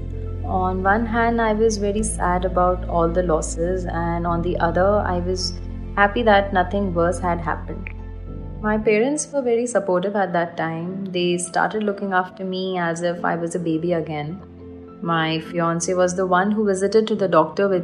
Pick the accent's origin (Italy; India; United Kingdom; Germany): India; Kalyan, Maharashtra; moved away as an adult; also born or lived in Middle East; I'm from Kalyan, Thane, and I was a flight attendant based in Middle East